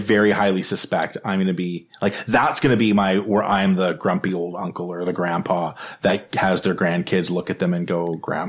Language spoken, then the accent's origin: English; Ottawa, Ontario, Canada; I grew up in Ottawa. I lived in Ottawa for many years. I shouldn't say grew up because I lived in a whole bunch of different places, but I lived in Ottawa till I was 7. And then I lived back in Ottawa again, from like ages 13 to 15.